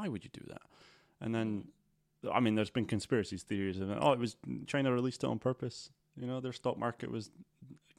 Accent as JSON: {"language": "English", "region": "Scotland", "country": "United Kingdom", "said": "we're from Scotland"}